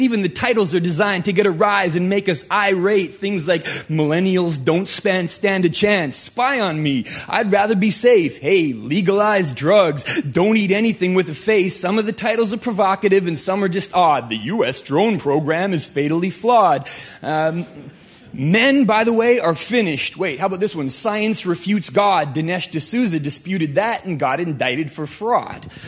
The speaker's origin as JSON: {"language": "English", "country": "Canada", "moved": "yes", "lives_now": "United States", "said": "I am a Canadian right here applying for a green card."}